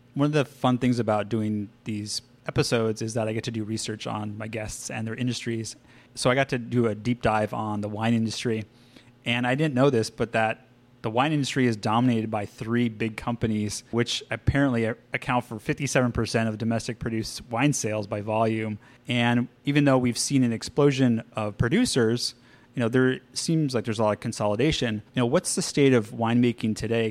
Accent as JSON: {"language": "English", "region": "California", "country": "United States", "said": "We're both from California, and our state is really well known for its wines"}